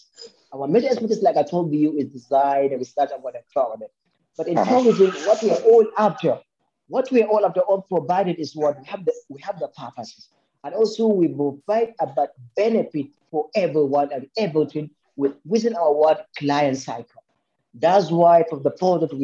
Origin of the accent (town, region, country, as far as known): Nigeria; born or raised there